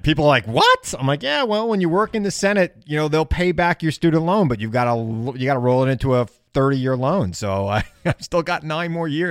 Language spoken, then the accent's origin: English; Centereach, New York, United States; now in Setauket, United States; I moved from Center Reach to Setauket, which is the dream of every kid from Center Reach.